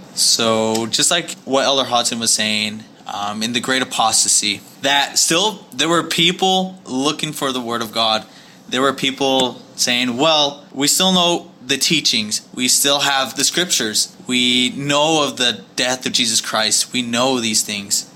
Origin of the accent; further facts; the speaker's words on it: Kearns, Utah, United States; moved away as an adult; also born or lived in West Valley City, Utah; now in Houston, United States; I grew up in Kearns, Utah.